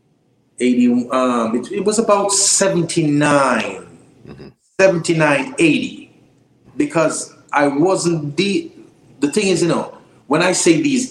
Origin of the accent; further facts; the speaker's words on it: Kingston, Jamaica; also born or lived in St. Mary, Jamaica; I grew up in Jonestown, Trenchtown, Augustown, but I was born in St. Mary